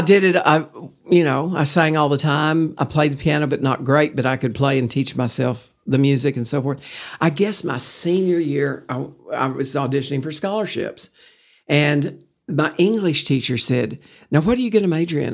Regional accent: Pampa, Texas, United States; also born or lived in Lubbock, Texas / Abilene, Texas; now in Amarillo, United States; I was raised, born and raised in Pampa, Texas

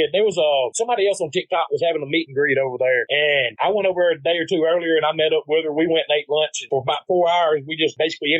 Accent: the South, United States; accent: Southern country accent; Growing up in the South, that's how, you know, you got to have that accent.

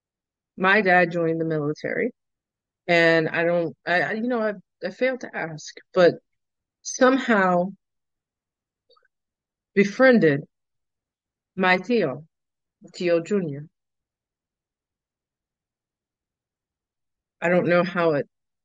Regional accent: Lake Arthur, Louisiana, United States; moved away as an adult; now in New Orleans, United States; they ended up in Lake Arthur for 18 years. 20 years, actually. 21. I moved out when I was 21. Well, moved out. I moved to New Orleans for school.

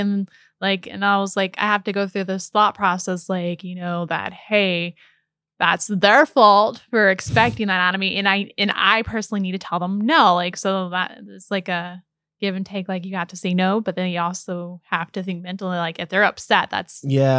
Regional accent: Missouri, United States; We're originally from Missouri.

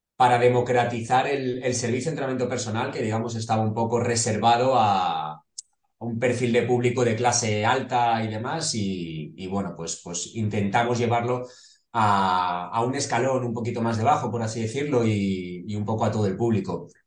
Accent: Móstoles, Community of Madrid, Spain; nosotros somos de Madrid, eh, de un barrio del sur de Madrid, de Móstoles

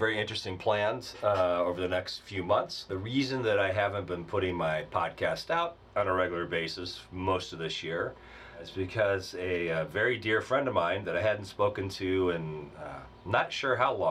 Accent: Midwest, United States; now in Arizona, United States; I grew up in the Midwest

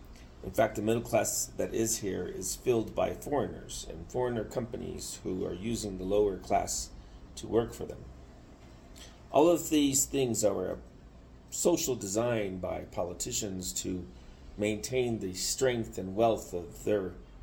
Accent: Mexico; now in United States; What to do about it as a dual citizen Mexican who cares about Mexico? Because when I grew up in Mexico, when I was very young, when I used to come here from the States, I saw Mexico change over the last 40 years

